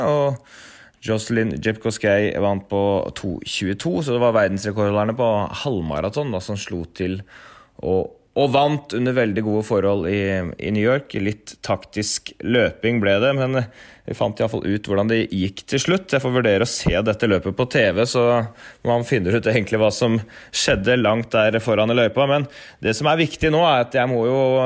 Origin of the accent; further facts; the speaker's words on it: Norway; kommer vi fra Norge og har norsk tidsrytme